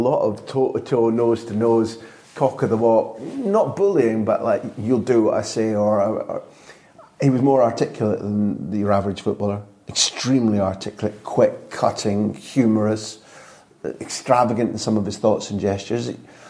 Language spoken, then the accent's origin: English; Scotland, United Kingdom; I grew up with him knowing him as a Scot, not living in England